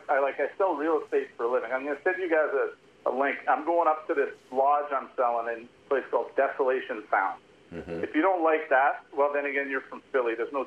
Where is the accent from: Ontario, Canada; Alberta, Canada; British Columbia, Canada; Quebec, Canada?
British Columbia, Canada; Vancouver; also born or lived in United States; I grew up in Vancouver, but I've lived kind of half and half. I was born in over, you know, not too far from you guys, but grew up up here.